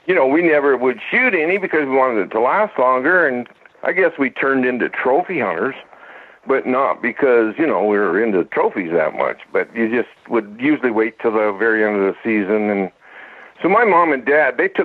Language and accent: English; Glasgow, Montana, United States; also born or lived in Wolf Point, Montana; I was born in Wolf Point, Montana in 53, I guess. And that's there's an Indian reservation there. And my dad was building houses, and we moved to Glasgow shortly thereafter